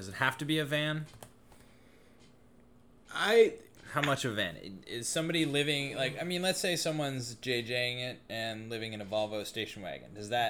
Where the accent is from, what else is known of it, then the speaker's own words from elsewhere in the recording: East Coast, United States; moved away; I am from the East Coast.